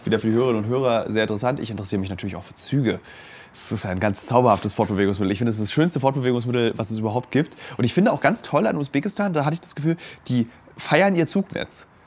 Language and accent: German; Germany; bei uns in Deutschland